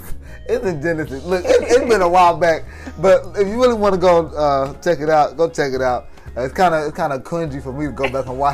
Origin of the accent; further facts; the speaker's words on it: Indianapolis, Indiana, United States; moved away as an adult; now in Denton, United States; Originally, I'm from Indianapolis, Indiana, born and raised there whole life. And then I came to UNT for college.